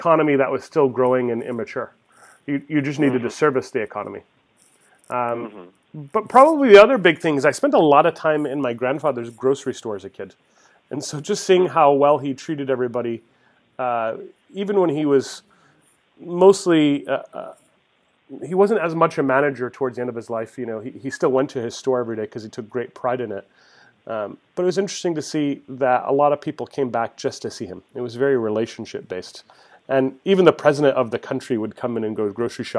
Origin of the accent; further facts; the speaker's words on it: Mesa, Arizona, United States; I grew up in Mesa, Arizona, the son of immigrants.